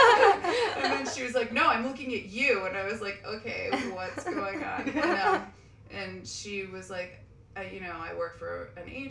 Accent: Eastern Long Island, New York, United States; I grew up in Long Island, in Eastern Long Island

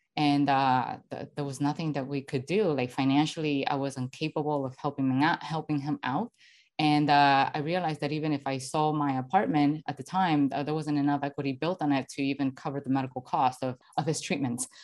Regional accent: Venezuela; moved away; I'm originally from Venezuela

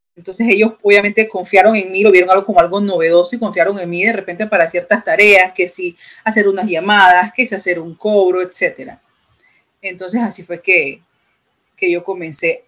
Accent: Panama; en mi país, en Panamá

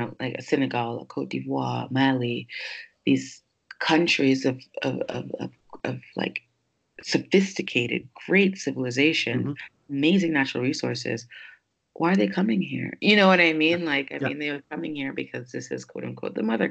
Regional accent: New York, United States; moved away as an adult; also born or lived in Jamaica; now in Paris, France; I was born in Jamaica. I moved to New York when I was 4 years old. So technically I'm not American, but because I was raised there

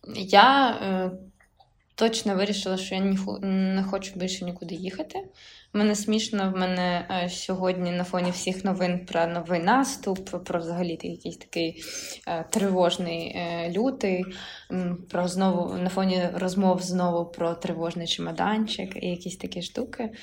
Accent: Ukraine; also born or lived in Kharkiv / Lviv Oblast

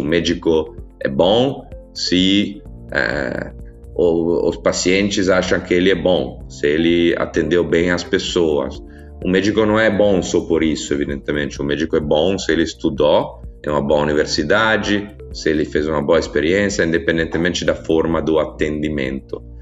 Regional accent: Italy; Portuguese is a second language; also born or lived in São Paulo, Brazil; sou italiano

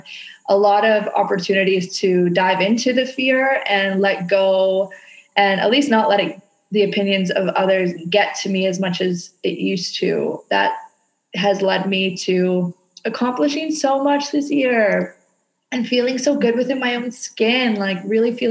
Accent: Canada; now in Indonesia

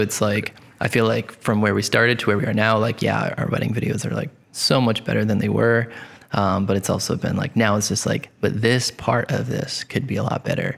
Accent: Coventry, Rhode Island, United States; I grew up in Coventry, Rhode Island

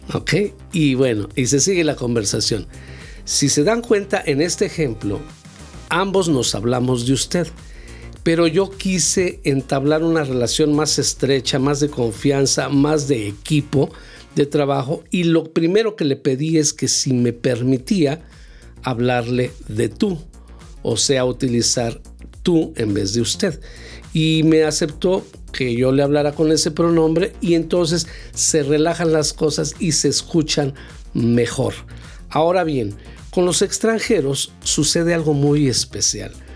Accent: Mexico; nosotros como mexicanos

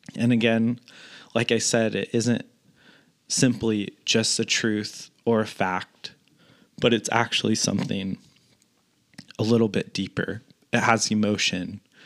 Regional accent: Northern California, United States; moved away as an adult; also born or lived in Washington; now in Southern California, United States; I grew up in Northern California

